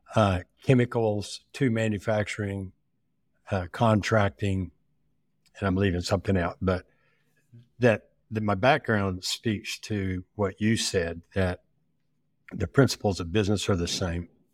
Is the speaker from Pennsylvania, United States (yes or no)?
no; Oklahoma, United States; also born or lived in Nebraska; I'm from Oklahoma with school in Nebraska